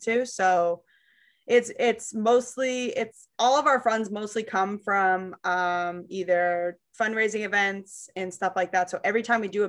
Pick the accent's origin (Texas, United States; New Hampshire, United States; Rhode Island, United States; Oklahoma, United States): New Hampshire, United States; Londonderry; where I grew up in Londonderry, all my friends and family from there.